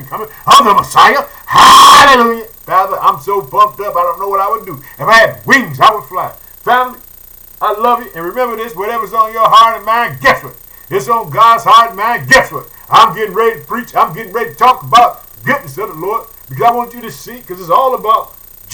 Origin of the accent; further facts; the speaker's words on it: Illinois, United States; the country of Illinois, which is my home state. I live in the city of Chicago